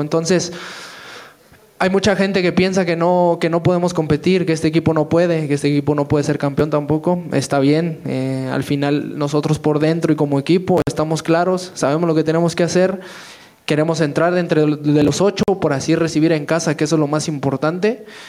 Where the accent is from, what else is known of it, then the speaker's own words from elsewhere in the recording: Mexico; somos puros mexicanos